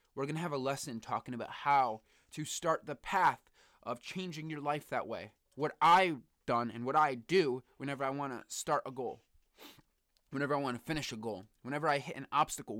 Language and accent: English; Bristol, Connecticut, United States; also born or lived in New Britain, Connecticut; I grew up in Bristol, Connecticut